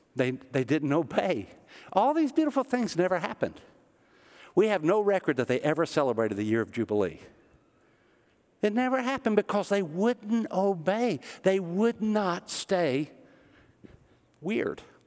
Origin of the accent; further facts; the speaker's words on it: the South, Tennessee, United States; also born or lived in Kansas City, Missouri; we're from the South